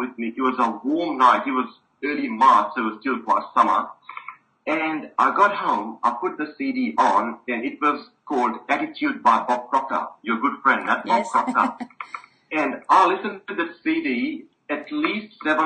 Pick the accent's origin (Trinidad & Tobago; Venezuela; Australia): Australia; also born or lived in Fiji / Melbourne, Australia; I was born in the Fiji Islands, and my parents came to Australia, the lucky country, when I was a kid. And I did my high schooling here